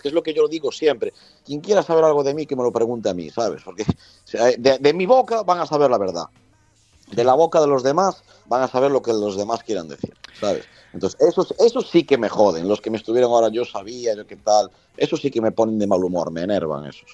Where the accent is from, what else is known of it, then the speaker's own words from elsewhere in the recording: A Coruña, Galicia, Spain; yo soy de La Coruña, puedo viajar todo lo que viaje por el mundo, pero al final La Coruña es La Coruña